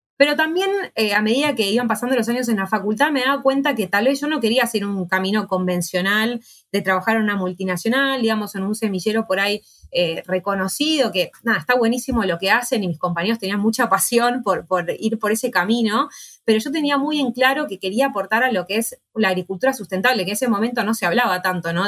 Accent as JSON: {"language": "Spanish", "region": "Buenos Aires", "country": "Argentina", "said": "soy de Capital Federal, no soy del, interior del país"}